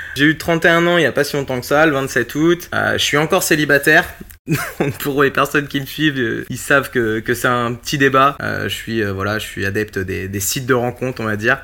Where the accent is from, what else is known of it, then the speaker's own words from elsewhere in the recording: La Flèche, Pays de la Loire, France; now in Angers, France; Je suis originaire de La Flèche, pas loin du Mans